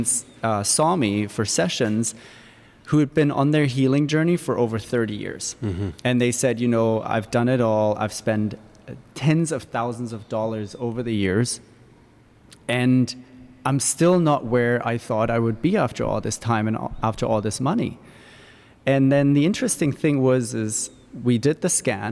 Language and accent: English; Germany; now in Victoria; I was brought up in Germany where it's very academic, all about science